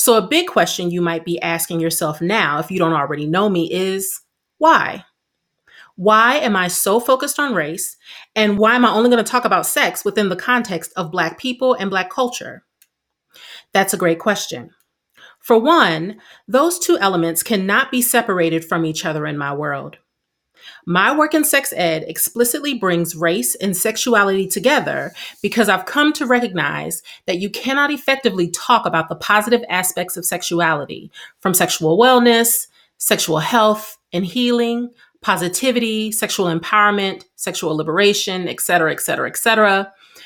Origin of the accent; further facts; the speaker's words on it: Milwaukee, Wisconsin, United States; now in New Jersey, United States; I live in New Jersey. However, I'm originally from Milwaukee, Wisconsin